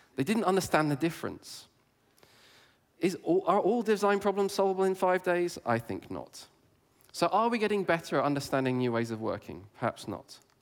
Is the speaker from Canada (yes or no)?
no; England, United Kingdom; I grew up in England